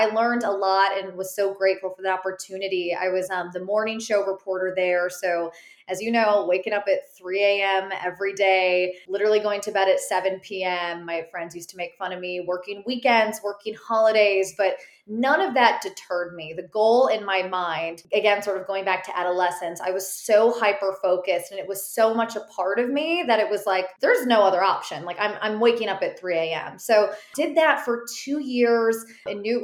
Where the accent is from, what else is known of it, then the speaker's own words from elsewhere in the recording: Chicago, Illinois, United States; moved away as an adult; also born or lived in South Bend, Indiana; now in Charlotte, United States; I'm from the Chicagoland area originally